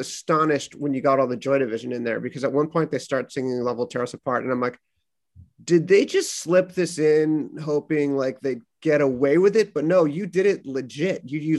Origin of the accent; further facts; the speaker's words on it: San Pedro, California, United States; moved away; I grew up in San Pedro, California, which I thought was just this boring town.